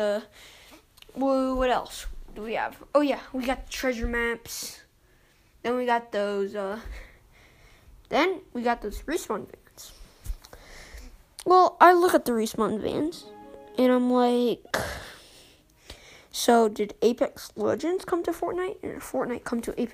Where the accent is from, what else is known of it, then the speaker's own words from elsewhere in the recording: United States; also born or lived in Chicago, United States; I am also American